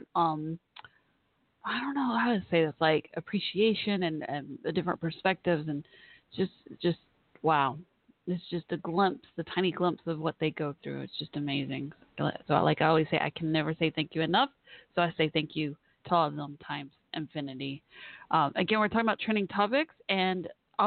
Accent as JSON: {"language": "English", "town": "Dallas", "region": "Texas", "country": "United States", "tie": "born or raised there", "said": "my hometown area of Dallas, Texas"}